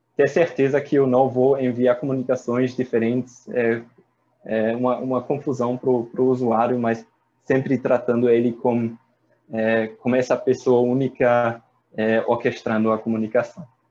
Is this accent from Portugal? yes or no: no; Germany; Portuguese is a second language; moved away as an adult; also born or lived in Paris, France / Ireland; now in Brazil; sou alemão